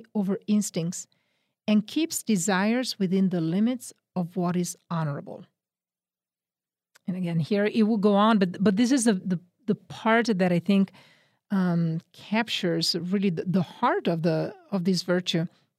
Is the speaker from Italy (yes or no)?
yes; northern Italy, Italy; accent: Northern Italian; English is a second language; I said that my accent is from Oregon. No, it's actually from Northern Italy.